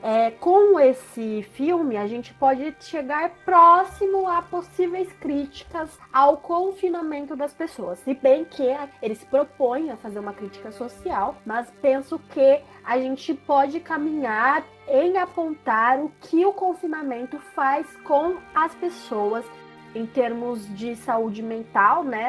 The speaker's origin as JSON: {"language": "Portuguese", "town": "Sorocaba", "region": "São Paulo", "country": "Brazil", "said": "eu sou de Sorocaba"}